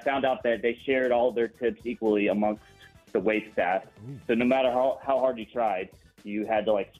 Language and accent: English; Panama City, Florida, United States; I'm also from Panama City.